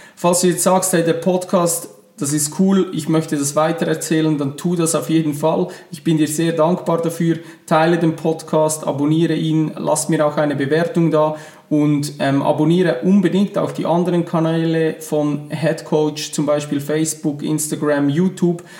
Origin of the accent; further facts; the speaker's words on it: Switzerland; accent: Swiss German; first language Swiss German; ihr hört es schon an meinem Akzent. Meine Muttersprache ist normal Schweizerdeutsch.